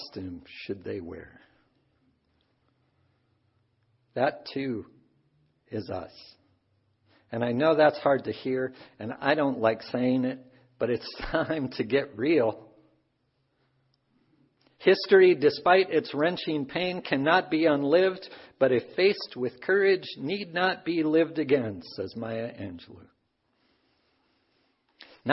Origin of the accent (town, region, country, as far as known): Cedar Rapids, Iowa, United States; born or raised there; also born or lived in Sioux Falls, South Dakota